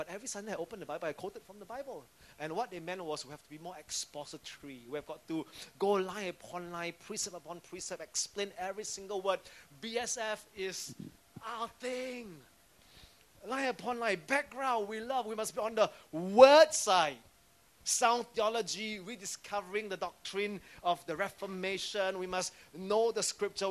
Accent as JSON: {"language": "English", "country": "Singapore", "said": "as a civilian, as a Singaporean."}